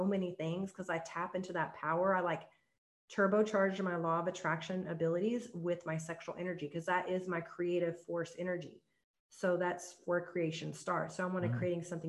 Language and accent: English; the Bible Belt, United States; I grew up in the Bible Belt